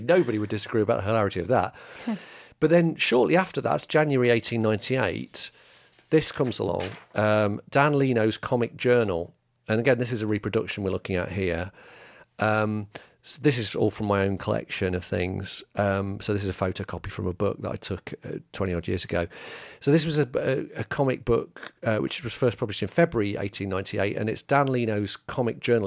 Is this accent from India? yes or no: no; England, United Kingdom; as English peop-